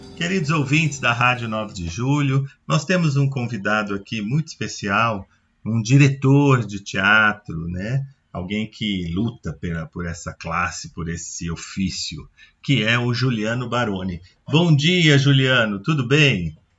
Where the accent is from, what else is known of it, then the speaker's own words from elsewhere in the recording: Brazil; a gente é brasileiro